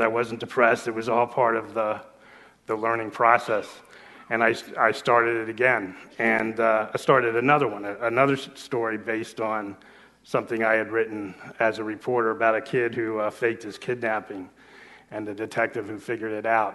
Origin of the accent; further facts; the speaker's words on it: South Florida, United States; also born or lived in Los Angeles; I was actually writing for my hometown paper in, uh, South Florida